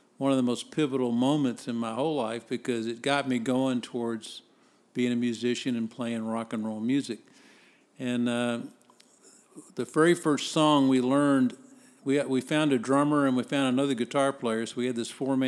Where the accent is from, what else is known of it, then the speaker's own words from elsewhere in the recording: Dallas, Texas, United States; also born or lived in Biloxi, Mississippi; I was basically raised in Dallas and consider myself a Dallasite.